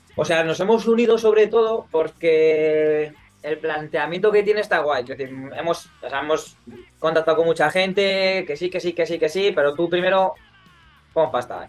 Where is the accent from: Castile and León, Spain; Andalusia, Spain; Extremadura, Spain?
Castile and León, Spain; Burgos; now in Barcelona, Spain; yo soy de Burgos